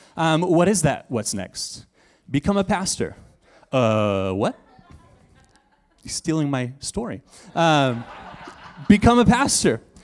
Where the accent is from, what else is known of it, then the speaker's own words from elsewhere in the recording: Texas, United States; I'm from Texas, so I say y'all and fix and two